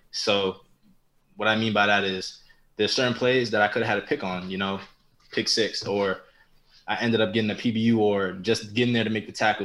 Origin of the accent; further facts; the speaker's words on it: New York, United States; I was from New York.